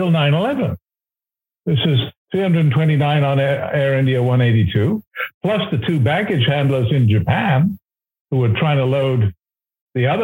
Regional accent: Canada; as a Canadian

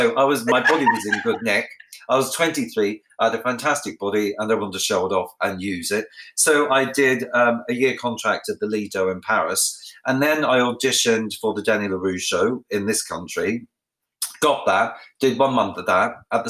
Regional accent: Australia; obviously the first one is about my life growing up in Australia. And a lot of people don't know I'm Australian because I have, you know, I speak beautifully like the Queen.

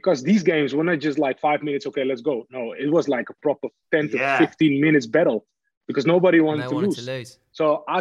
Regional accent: Amsterdam, North Holland, Netherlands; English is a second language; moved away as an adult; also born or lived in Hamburg, Germany / Manchester, England; born and raised in Amsterdam

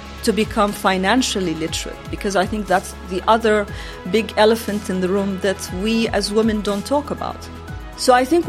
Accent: Oman; I'm from Oman.

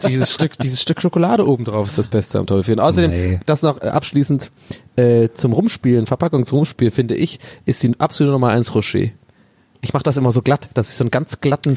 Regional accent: Tübingen, Baden-Württemberg, Germany; bei uns in Tübingen

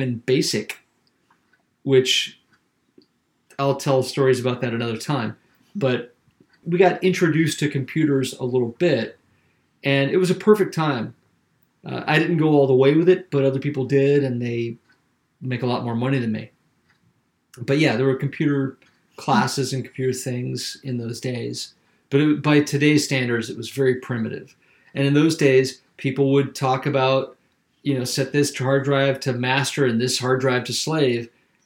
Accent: South Carolina, United States; moved away; I'm from South Carolina, and I was raised in a really conservative area

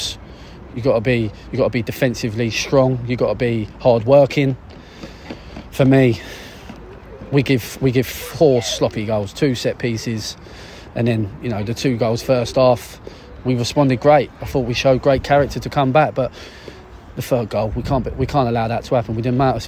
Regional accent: Deal, South East England, United Kingdom; I grew up in Deal. I was only I was a Kent lad

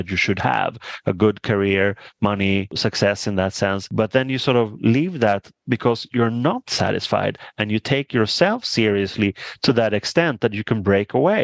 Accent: Stockholm, Stockholm County, Sweden; I grew up in Stockholm, which is the capital.

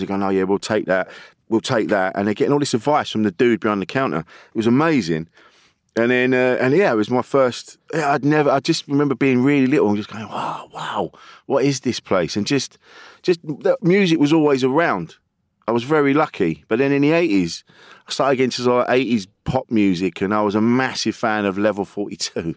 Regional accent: Orpington, South East England, United Kingdom; Alpington in Kent

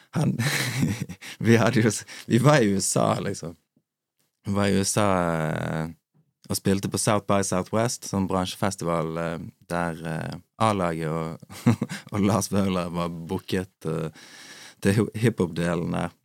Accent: Bergen, Vestland, Norway; Jeg er fra Bergen

